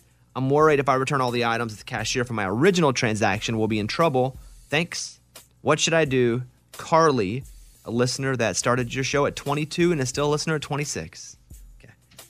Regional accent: Arkansas, United States; how about I think it's acceptable because I'm from Arkansas?

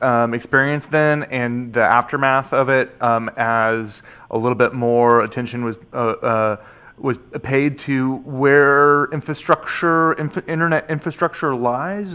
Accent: Portland, Oregon, United States; my hometown of Portland, Oregon

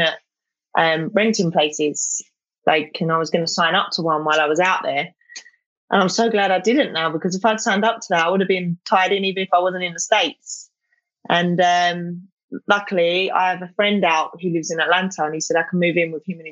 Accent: London, United Kingdom; So I come under London, so like Southeast London

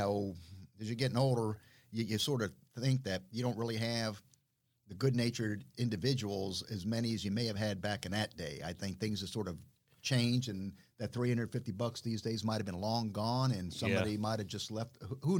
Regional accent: South Florida, United States; also born or lived in Bahamas; growing up in South Florida and all the Bahamas

